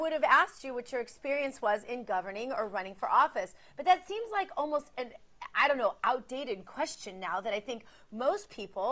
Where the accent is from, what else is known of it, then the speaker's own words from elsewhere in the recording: Missouri, United States; also born or lived in St. Louis, Missouri; now in Florida, United States; I may be a Florida girl, but my home state for most of my life was Missouri.